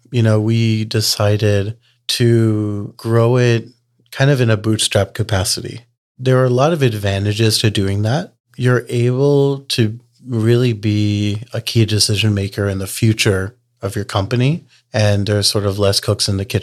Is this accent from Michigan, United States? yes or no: no; Texas, United States; You know, we're from Texas, so I kind of joke that growing a community is kind of like Texas barbecue.